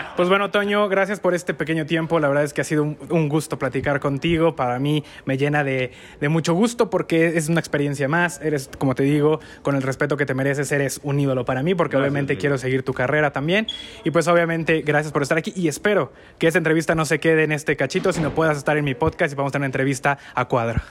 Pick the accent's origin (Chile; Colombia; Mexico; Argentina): Mexico; somos mexicanos